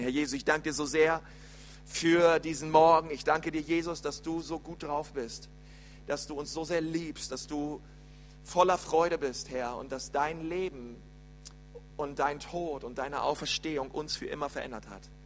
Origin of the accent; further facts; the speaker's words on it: Berlin, Germany; moved away; also born or lived in Bavaria; bei uns in Berlin ist es so, die Grundschule geht bis zur sechsten Klasse und nicht wie hier bis zur vierten